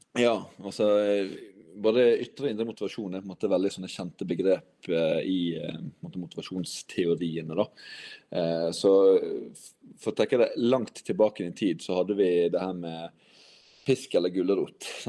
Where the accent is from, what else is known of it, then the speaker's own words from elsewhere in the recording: Western Norway, Norway; accent: vestlandsk (Western Norwegian); jeg prater vestlandsk.